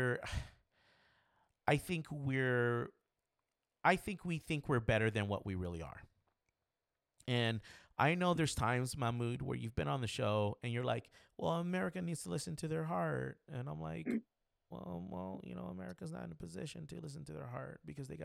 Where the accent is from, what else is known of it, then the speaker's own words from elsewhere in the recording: United States; because I'm American